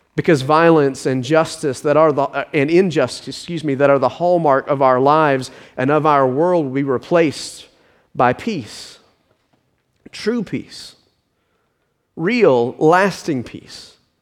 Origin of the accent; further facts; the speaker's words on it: Richmond Hill, Georgia, United States; my hometown from a little hamlet on the coast into a modern suburb